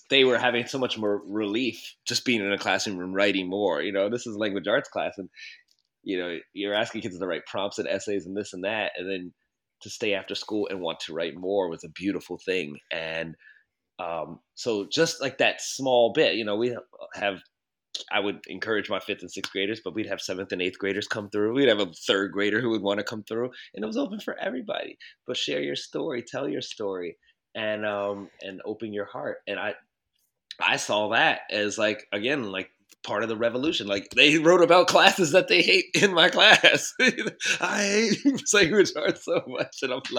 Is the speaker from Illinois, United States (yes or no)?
no; Baltimore, Maryland, United States; growing up in Baltimore, you would hear, you know, there's a lot of adultification already happening.